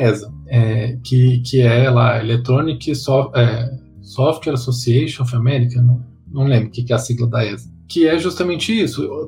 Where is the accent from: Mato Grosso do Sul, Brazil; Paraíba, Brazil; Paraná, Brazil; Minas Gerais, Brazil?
Mato Grosso do Sul, Brazil; moved away; eu sou do Mato Grosso do Sul